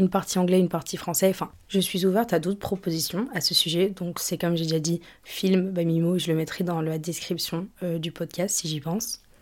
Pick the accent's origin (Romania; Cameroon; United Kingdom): United Kingdom; accent: British; now in France; j'ai encore l'accent british, mais j'ai plus trop l'accent euh, d'où je viens.